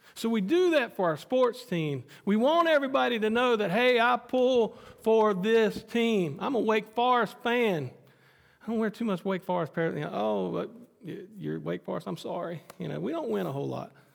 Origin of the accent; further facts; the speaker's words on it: United States; Renee and I being American citizens